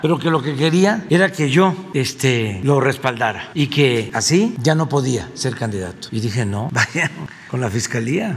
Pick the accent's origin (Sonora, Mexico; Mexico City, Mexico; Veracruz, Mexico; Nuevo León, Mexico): Veracruz, Mexico; also born or lived in Tabasco; mi estado de Veracruz, porque soy choco jarocho